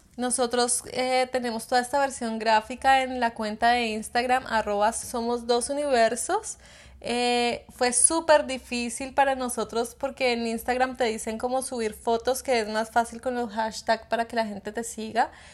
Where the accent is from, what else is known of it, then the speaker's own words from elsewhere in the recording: Tunja, Boyacá, Colombia; mi tierra donde nací